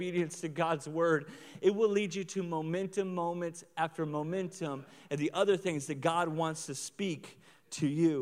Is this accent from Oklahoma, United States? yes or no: yes; Oklahoma, United States; now in Lawrence, United States; I'm from Oklahoma